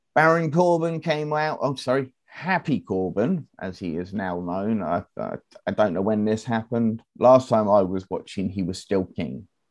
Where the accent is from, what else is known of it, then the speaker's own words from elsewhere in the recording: United Kingdom; we're British